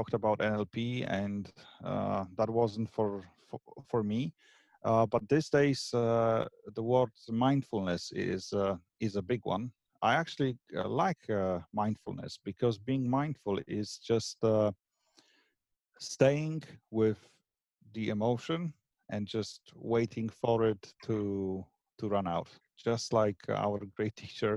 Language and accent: English; Poland; moved away as an adult; also born or lived in Scotland; now in Ireland; I am of Polish origin, but I moved out from Poland about 15, 16, something like this, years ago. And my first country I moved to was Scotland